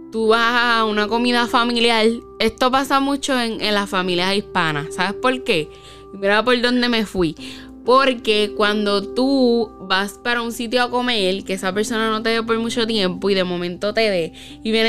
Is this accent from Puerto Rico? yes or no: yes; Puerto Rico; nosotras que somos boricuas puertorriqueñas, lo hacen mucho.